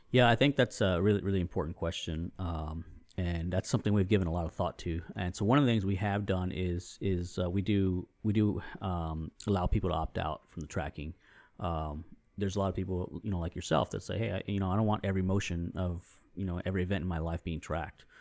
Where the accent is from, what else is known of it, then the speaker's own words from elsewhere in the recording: San Antonio, Texas, United States; also born or lived in New England; I grew up here in San Antonio